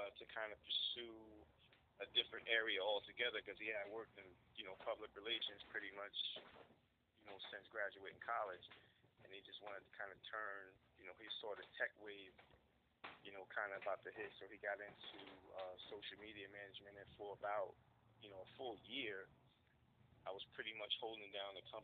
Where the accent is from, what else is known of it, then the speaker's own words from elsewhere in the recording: Paterson, New Jersey, United States; I'm from Patterson, New Jersey. Born and raised, been around here all my life